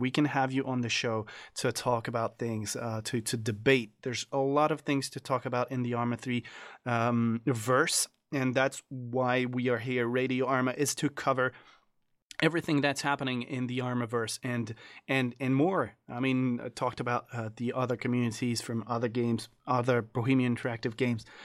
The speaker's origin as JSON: {"language": "English", "country": "France", "said": "I am from France"}